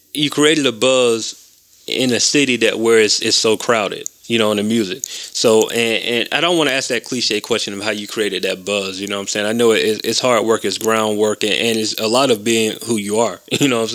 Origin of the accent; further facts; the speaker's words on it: Macon, Georgia, United States; now in Atlanta, United States; I grew up in Macon